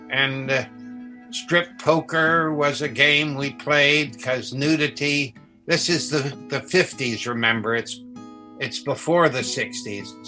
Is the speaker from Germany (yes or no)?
yes; Germany; I'm more of a beer person growing up in Germany.